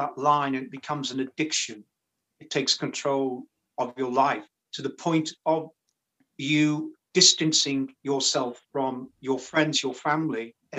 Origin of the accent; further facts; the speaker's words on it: Rock Ferry, North West England, United Kingdom; So that was my early years, really, of growing up in Rock Ferry.